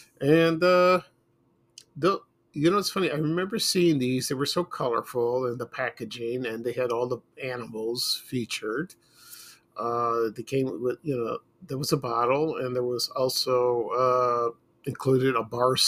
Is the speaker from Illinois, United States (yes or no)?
yes; Chicago, Illinois, United States; when I was growing up in Chicago